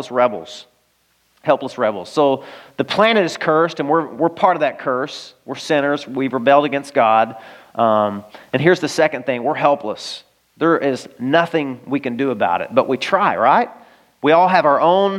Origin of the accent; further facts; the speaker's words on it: Arkansas, United States; moved away; I grew up in Arkansas